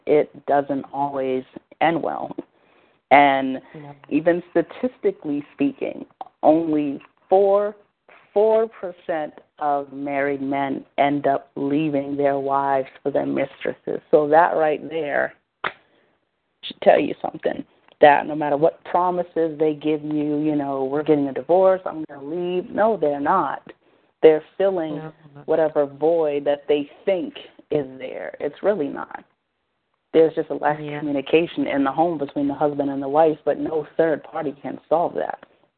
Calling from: Boston, Massachusetts, United States; I'm calling from Boston, Massachusetts.

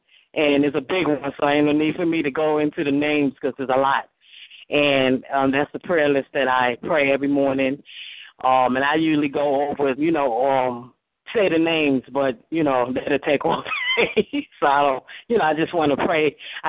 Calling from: Nevada, United States; I'm calling from Nevada, and I would like prayer for the prayer list

